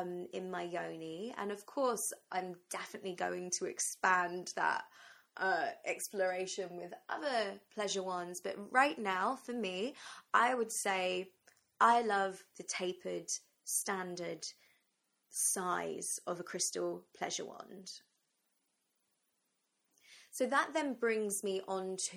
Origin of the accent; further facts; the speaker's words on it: England, United Kingdom; also born or lived in London; So I'm from England, I'm in London